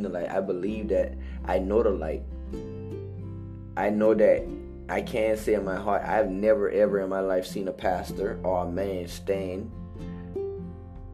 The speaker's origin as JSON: {"language": "English", "town": "Hollywood", "region": "South Carolina", "country": "United States", "tie": "born or raised there", "also_born_or_lived": "Charleston, South Carolina", "said": "I came from Hollywood, South Carolina"}